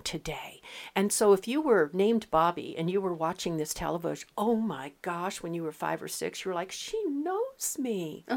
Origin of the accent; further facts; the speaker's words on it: West Coast, United States; moved away; I come from the West Coast